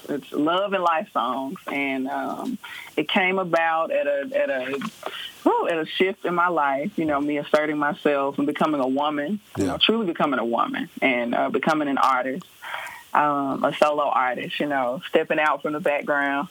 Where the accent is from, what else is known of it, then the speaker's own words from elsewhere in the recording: Memphis, Tennessee, United States; moved away as an adult; also born or lived in Atlanta, Georgia; now in Nashville, United States; I am originally from Memphis, Tennessee